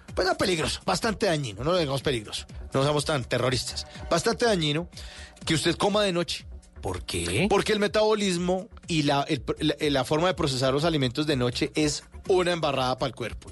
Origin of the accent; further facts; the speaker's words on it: Bogotá, Bogotá Capital District, Colombia; aquí somos los rolos